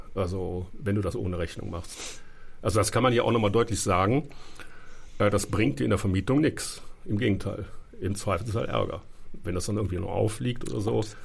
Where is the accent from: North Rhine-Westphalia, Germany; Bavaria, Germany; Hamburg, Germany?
North Rhine-Westphalia, Germany; Cologne; now in Berlin, Germany; da, wo ich herkomme, Nordrhein-Westfalen